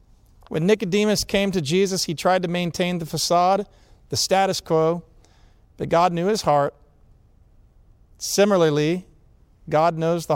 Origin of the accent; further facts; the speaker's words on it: Atlanta, Georgia, United States; I grew up in Atlanta.